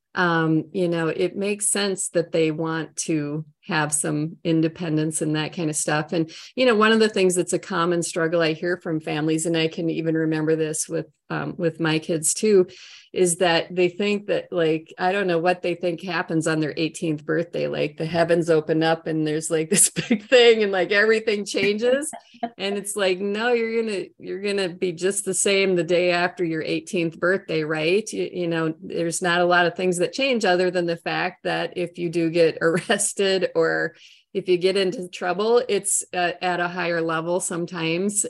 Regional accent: Minnesota, United States; accent: Minnesota, long O's; moved away as an adult; now in Florida, United States; I'm from Minnesota with my long O's and my nice Norwegian accent

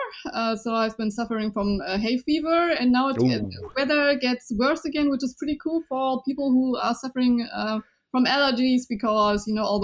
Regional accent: Germany; first language Chinese; English is a second language; I was born and raised in Germany, and my first language was Chinese.

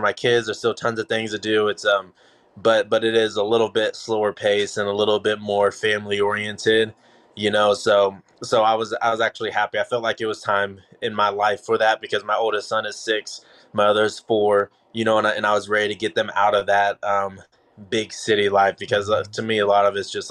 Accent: Kansas, United States; also born or lived in Dallas, Texas; now in Lee's Summit, United States; I'm from Kansas, you know, first of all. So I'm from a much smaller city than Lee Summit or Kansas City where I'm living.

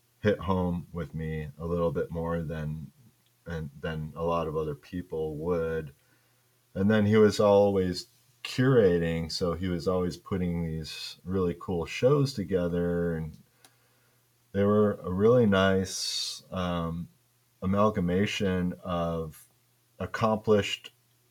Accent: Kalamazoo, Michigan, United States; accent: Michigan; growing up in Michigan

